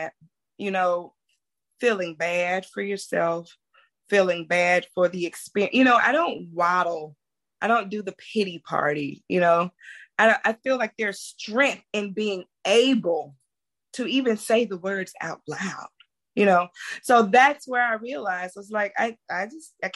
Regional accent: Mississippi Delta, United States; I'm from the Mississippi Delta

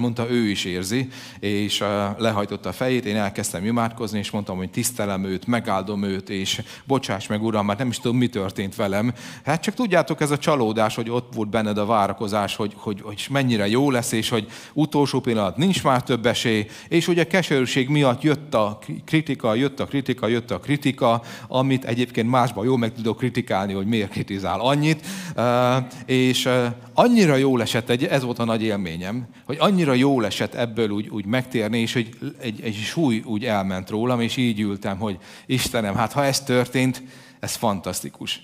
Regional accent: Hungary; mégiscsak magyarok vagyunk

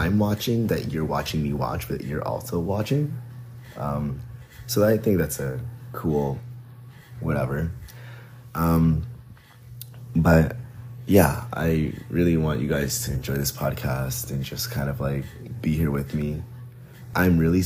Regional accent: Atlanta, Georgia, United States; also born or lived in New Jersey; I'm born and raised in Atlanta, Georgia. I used to live in New Jersey for a bit in high school, and then I came back down for college.

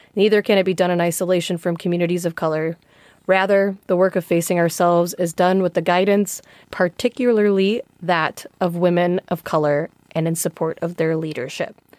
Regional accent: Chicago, Illinois, United States; as an American who grew up in Chicago

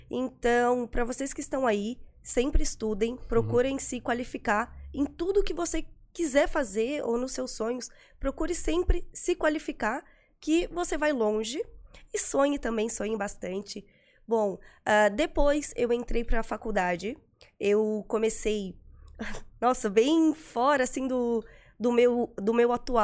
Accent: Florianópolis, Santa Catarina, Brazil; Eu sou de Florianópolis

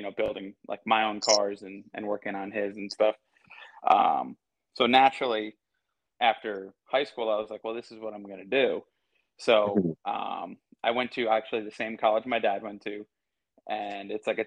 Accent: a little north of New York City, United States; also born or lived in North Carolina; I was born and raised in New York, went to school here

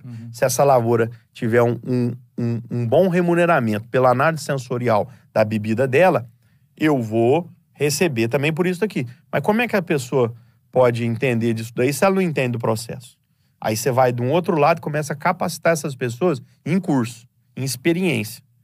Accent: Franca, São Paulo, Brazil; Nós moramos em Franca, somos nascidos em Franca, do interior de São Paulo.

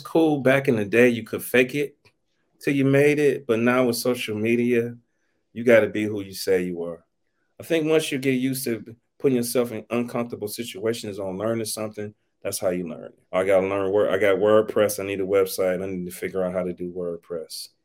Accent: East Cleveland, Ohio, United States; I'm from Cleveland, Ohio, originally East Cleveland, Ohio

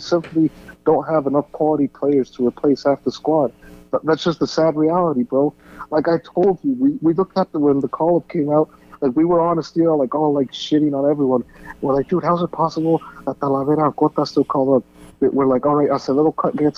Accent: United States; we grew up over here in the States

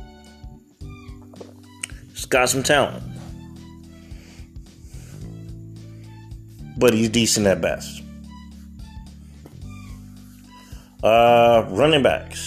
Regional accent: Southern California, United States; I'm from the state of California. I'm from Southern California

